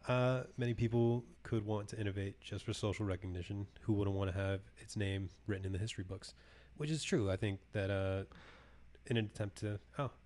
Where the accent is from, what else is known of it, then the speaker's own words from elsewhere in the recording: California, United States; moved away; my hometown of California